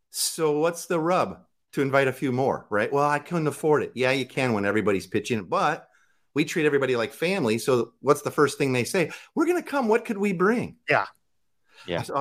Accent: Midwest, United States; Like I, we, I'm from the Midwest. Barbecue. It's a grill.

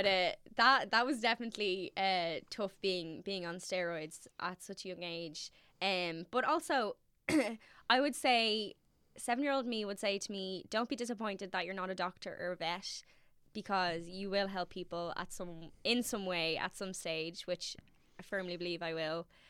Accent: Dublin, Leinster, Ireland; I'm from Navan Road, which sits in between Castle Knock and Cabra.

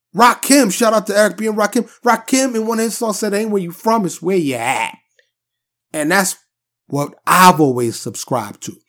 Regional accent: New York City, New York, United States; moved away as an adult; now in Dallas, United States; I'm born and raised in New York City. I live in, uh, in the suburbs of Dallas, Texas now, and have for many years

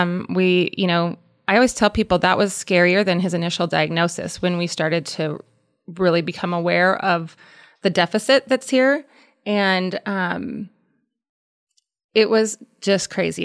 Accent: Columbus, Nebraska, United States; we're from Columbus, so Columbus, Nebraska.

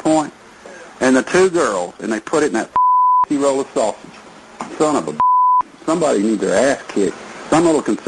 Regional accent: Texas, United States; I'm not from the North. I'm a Texas man

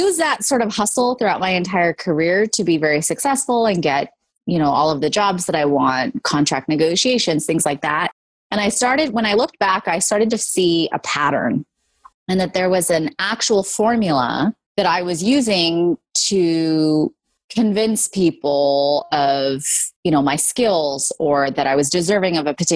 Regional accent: California, United States; I was born and raised in California, and my parents immigrated here from India and Pakistan

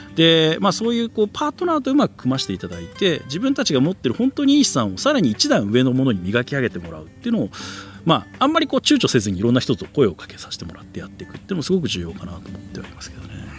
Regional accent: Tokyo, Japan; moved away as an adult; now in Hakuba, Japan; 東京生まれ東京育ちで

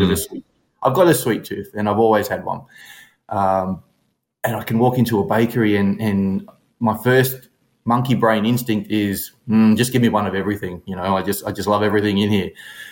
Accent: Brisbane, Queensland, Australia; I am from Brisbane, Australia. 51 years of age

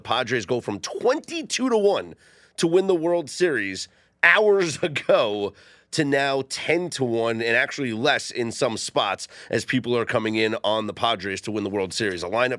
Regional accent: New York City, New York, United States; I grew up in Brooklyn.

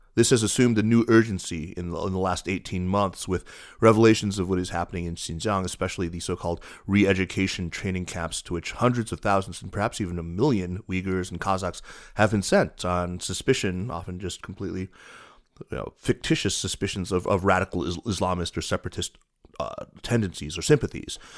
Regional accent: North Carolina, United States; my home state of North Carolina

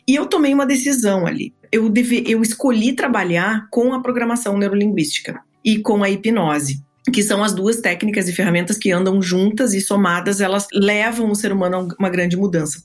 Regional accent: Rio Grande do Sul, Brazil; now in Orlando, United States; eu sou gaúcha. Hoje estou falando com vocês daqui de Orlando, na Flórida, onde eu moro.

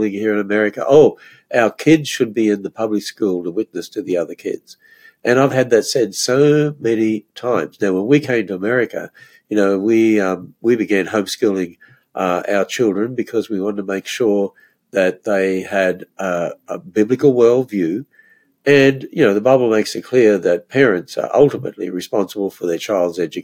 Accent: Australia; moved away as an adult; now in United States; when I grew up in Australia

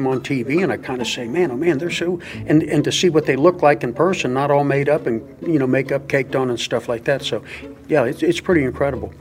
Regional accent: Ocala, Florida, United States; I'm from Ocala, Florida

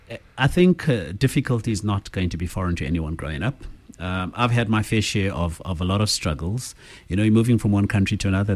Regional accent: Zimbabwe; now in South Africa; No, I'm from Zim originally.

